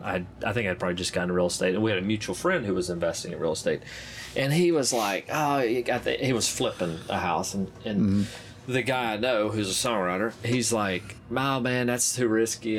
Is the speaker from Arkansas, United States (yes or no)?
yes; Arkansas, United States; I'm from Arkansas